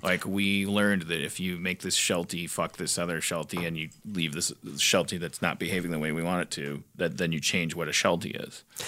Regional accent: Midwest, United States; I grew up in the Midwest

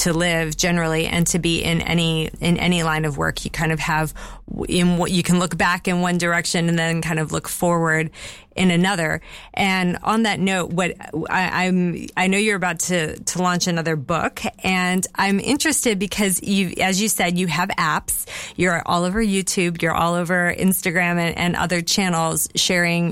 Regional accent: United States; now in Bath, United Kingdom; I'm American

